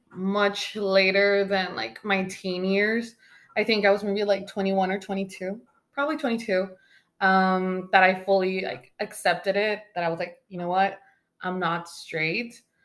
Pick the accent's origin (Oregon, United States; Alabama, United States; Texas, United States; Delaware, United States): Texas, United States; also born or lived in Mexico; I'm 27 years old. I was born in Texas and I was raised between Texas and Mexico, going back and forth all of my life.